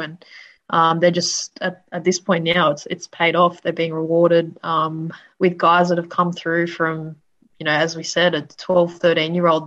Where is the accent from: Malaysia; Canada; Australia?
Australia; Sydney, New South Wales; I grew up in Sydney's west, um, right, basically near Penrith